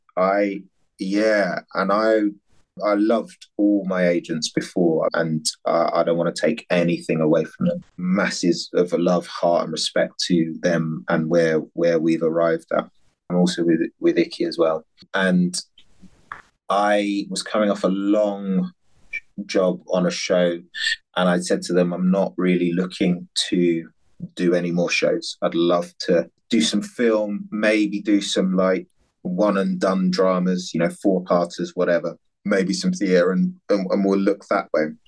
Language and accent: English; London, United Kingdom; also born or lived in Dunstable, Bedfordshire; I was born in Fulham and went to school in Dunstable, we lived in a council high rise flat